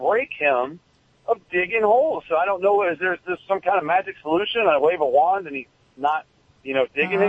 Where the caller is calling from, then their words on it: Weeki Wachee, Florida, United States; Calling from Wikiwaki, Florida.